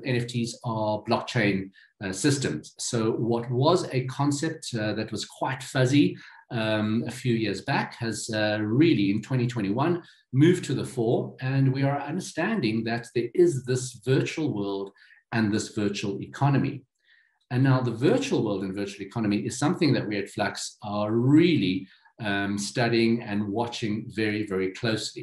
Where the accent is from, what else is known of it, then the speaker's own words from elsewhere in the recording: Johannesburg, Gauteng, South Africa; This is here in my hometown in Johannesburg, in Sandton City.